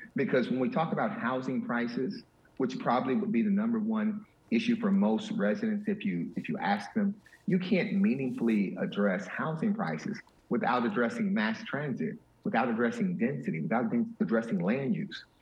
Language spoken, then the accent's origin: English; Miami Gardens, Florida, United States; I'm a kid from Miami Gardens